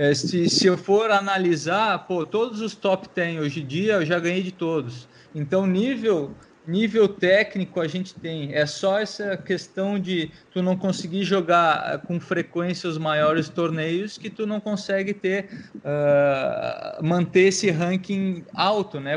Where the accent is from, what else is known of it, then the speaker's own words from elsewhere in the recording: Brazil; eu sou brasileiro